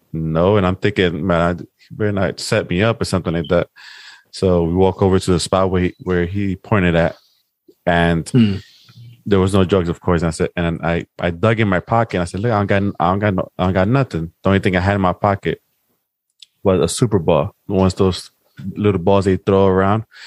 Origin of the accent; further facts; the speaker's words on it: New York City, New York, United States; I grew up in South Bronx